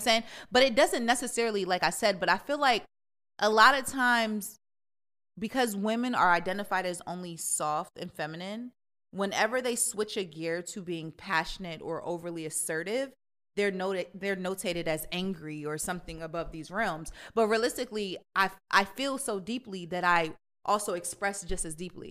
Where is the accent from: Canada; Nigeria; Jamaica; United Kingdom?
Jamaica; I'm Jamaican